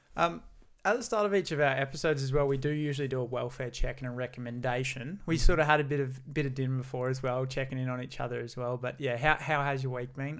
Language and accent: English; Gold Coast, Queensland, Australia; growing up on the Gold Coast for myself and never having left here.